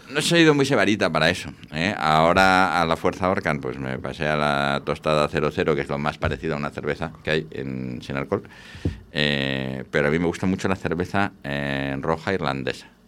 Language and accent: Spanish; Valladolid, Castile and León, Spain; Yo soy muy de Valladolid, muy de la Ribera, pero es que ahora mismo incluso en Valladolid, pues el tinto que se hace en Cigales es espectacular.